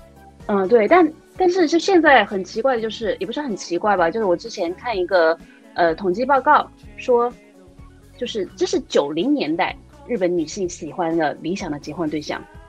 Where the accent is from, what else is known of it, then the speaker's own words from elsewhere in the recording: China; 在我们中国人看来